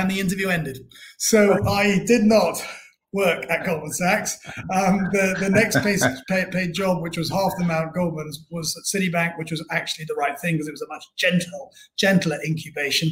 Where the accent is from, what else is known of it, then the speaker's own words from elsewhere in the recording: Bristol, South West England, United Kingdom; I was born and brought up in Bristol